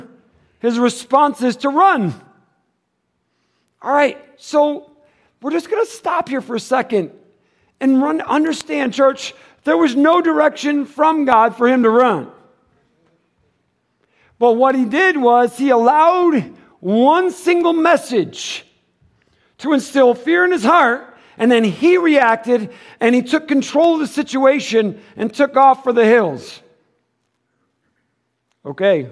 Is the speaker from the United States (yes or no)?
yes; Michigan, United States; moved away; I'm from Michigan. We have all that. Rivers, creeks, lakes.